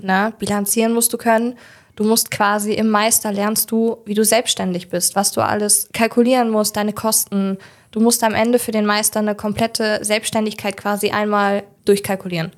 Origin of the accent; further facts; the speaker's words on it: Hildesheim, Lower Saxony, Germany; now in Jever, Germany; ich äh, bin in Hildesheim geboren